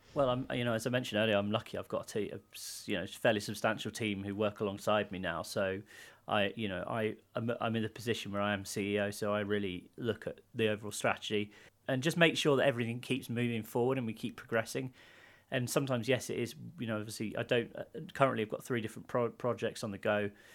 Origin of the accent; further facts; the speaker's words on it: United Kingdom; I grew up near London